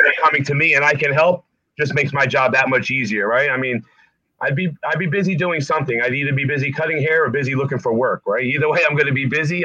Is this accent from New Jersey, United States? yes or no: yes; Essex County, North New Jersey, United States; also born or lived in Nutley, New Jersey; growing up in Essex County, you know, where you know we lived in in North New Jersey